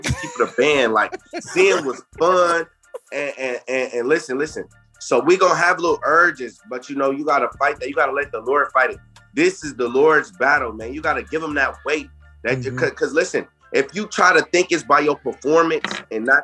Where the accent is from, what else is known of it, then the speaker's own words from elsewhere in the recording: Jackson, Michigan, United States; now in Columbus, United States; I'm from Jackson, Michigan, 517